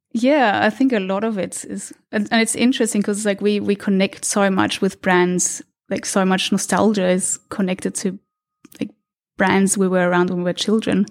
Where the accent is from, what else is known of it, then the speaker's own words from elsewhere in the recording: Austria; moved away; I was born in Austria, in a small city outside of Vienna